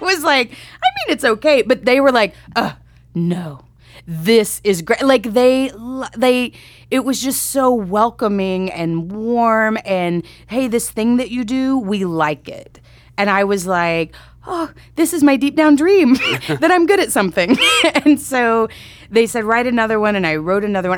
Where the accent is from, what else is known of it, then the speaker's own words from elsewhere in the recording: Grand Prairie, Texas, United States; moved away; I'm from Texas, um, a suburb of Dallas, Grand Prairie